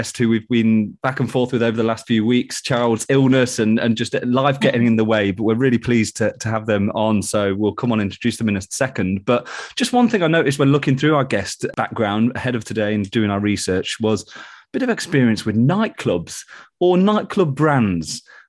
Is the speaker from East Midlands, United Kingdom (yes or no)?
yes; Nottingham, East Midlands, United Kingdom; growing up in Nottingham